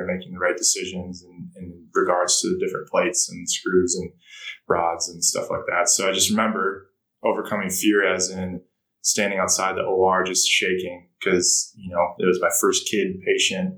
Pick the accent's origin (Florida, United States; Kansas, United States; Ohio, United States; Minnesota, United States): Minnesota, United States; Minneapolis; moved away as an adult; also born or lived in British Virgin Islands; born and raised in Minneapolis